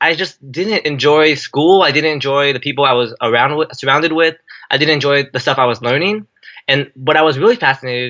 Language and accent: English; San Jose, California, United States; I grew up in San Jose, California, born and raised